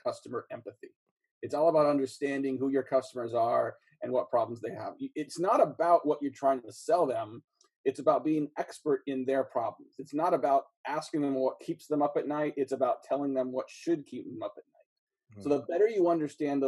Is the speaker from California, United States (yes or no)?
yes; East Bay, Bay Area, Northern California, United States; a mom and pop grocery store where I grew up in the East Bay, Bay Area, Northern California